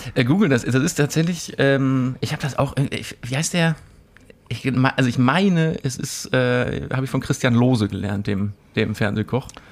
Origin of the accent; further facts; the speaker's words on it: Mülheim an der Ruhr, North Rhine-Westphalia, Germany; in meiner Heimatstadt